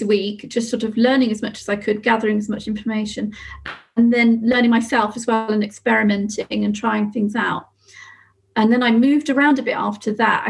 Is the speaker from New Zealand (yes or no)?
no; Somerset, South West England, United Kingdom; I come from Somerset. So I moved back to Somerset thinking I'll set up the business